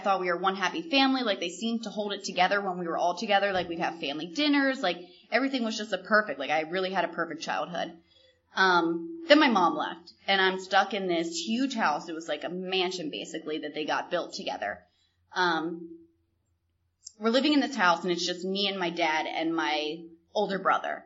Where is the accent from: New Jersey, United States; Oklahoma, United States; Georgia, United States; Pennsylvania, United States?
Pennsylvania, United States; York; I grew up in York, Pennsylvania, to a beautiful family, wonderful, loving family